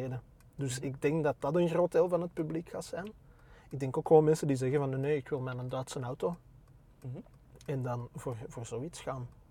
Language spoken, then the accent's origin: Dutch; Antwerp, Flanders, Belgium; also born or lived in Borgerhout / Turnhout (mother); ik, ben getogen in Berchem. Ah, Geboren in Borgerhout